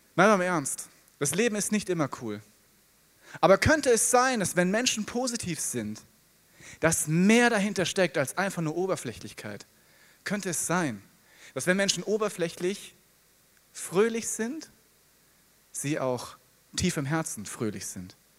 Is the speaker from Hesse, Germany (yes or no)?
yes; Hesse, Germany; Ich bin Hesse. In Hessen heißen die Frohschwätzer